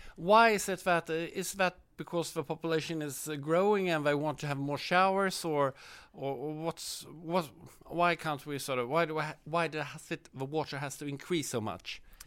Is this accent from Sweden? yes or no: yes; Sweden